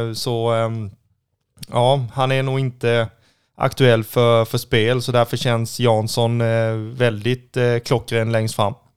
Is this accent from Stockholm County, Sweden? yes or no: no; Kalmar, Kalmar County, Sweden; om jag är uppvuxen och född i Kalmar